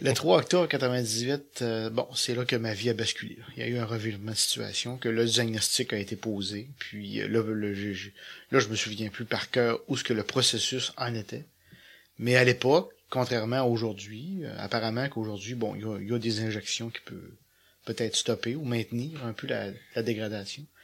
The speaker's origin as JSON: {"language": "French", "town": "Petit-Saguenay", "region": "Quebec", "country": "Canada", "tie": "born or raised there", "moved": "as an adult", "lives_now": "Saguenay, Canada", "said": "je suis natif de Petit-Saguenay"}